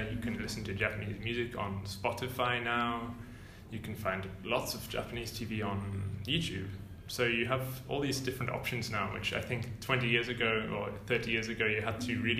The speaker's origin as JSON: {"language": "English", "region": "North England", "country": "United Kingdom", "said": "I'm not from London. I'm from North England, mm. which is mm-hmm. really you know doinaka, like real countryside."}